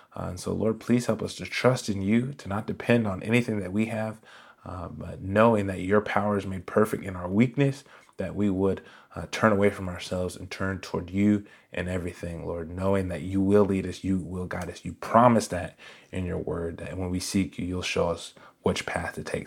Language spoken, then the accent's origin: English; Raleigh, North Carolina, United States; I was born in Raleigh, North Carolina, and, uh, I was one of those kids that was always in church